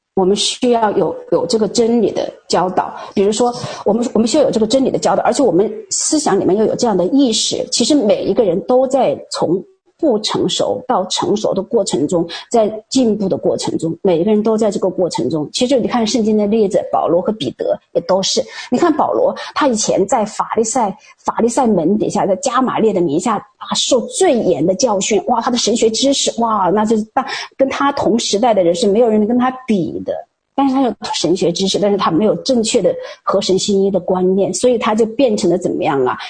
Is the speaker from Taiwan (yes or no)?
no; China; 我们中国人都说